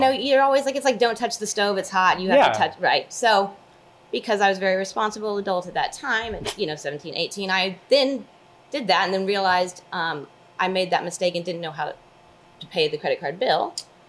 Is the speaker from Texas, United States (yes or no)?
yes; Dallas, Texas, United States; moved away as an adult; also born or lived in Oklahoma; Born and raised in Dallas, but kind of needed a smaller college to...